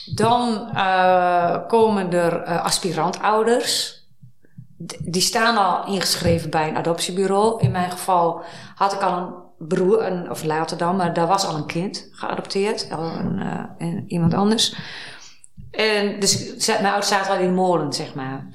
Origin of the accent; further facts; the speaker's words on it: Twente, Overijssel, Netherlands; also born or lived in Amsterdam; now in Hilversum, Netherlands; ik ben opgegroeid in Twente.